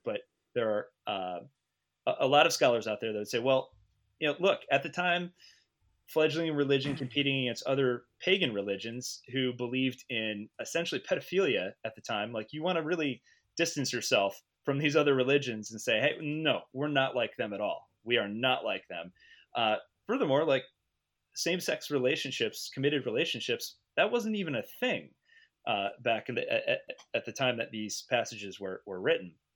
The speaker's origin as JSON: {"language": "English", "country": "United States", "said": "as an American"}